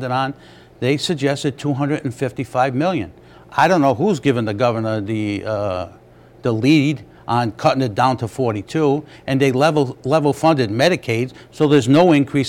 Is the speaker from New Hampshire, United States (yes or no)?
no; Smithfield, Rhode Island, United States; I'm from Smithfield.